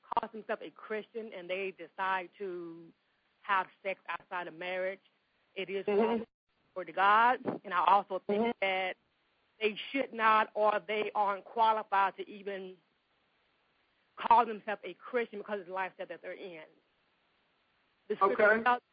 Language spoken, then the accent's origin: English; Lexington, Kentucky, United States; I am from Lexington, Kentucky